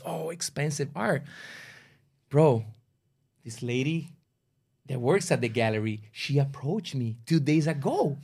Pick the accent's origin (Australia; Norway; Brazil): Brazil; English is a second language; now in Toronto, Canada; my good friends that we grew up together in Brazil